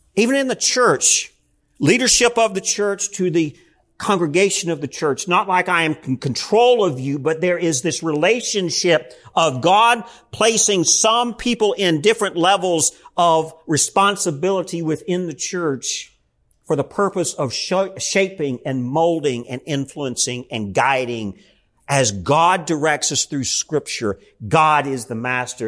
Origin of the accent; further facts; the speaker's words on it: United States; as American Christians